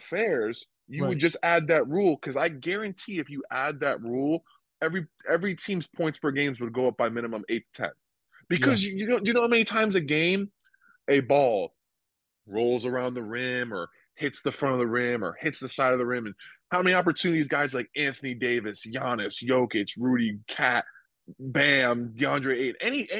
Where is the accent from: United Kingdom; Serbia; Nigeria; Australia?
Serbia; English is a second language; growing up in Serbia, you know, they, or any European country, you know, they kind of teach